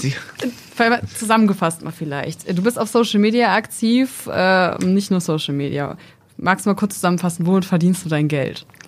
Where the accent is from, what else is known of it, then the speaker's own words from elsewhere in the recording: near Esens, Lower Saxony, Germany; ich komme tatsächlich aus der Nähe von Esens.